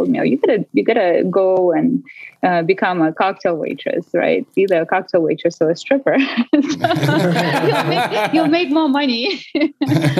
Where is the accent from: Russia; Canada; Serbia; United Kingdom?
Russia; English is a second language; moved away as an adult; now in Las Vegas, United States; I was born and raised in Russia. Actually, came to Las Vegas 21 years ago, and been here ever since.